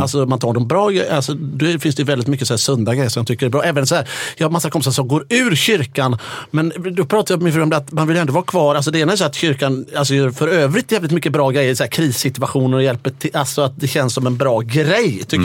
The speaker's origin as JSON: {"language": "Swedish", "town": "Gothenburg", "region": "Västra Götaland", "country": "Sweden", "said": "Jag som är från Göteborg"}